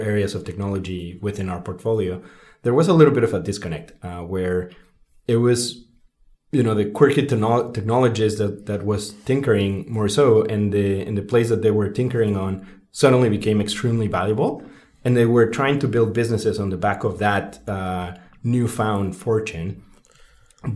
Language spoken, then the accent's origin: English; Mexico City, Mexico; growing up in Mexico City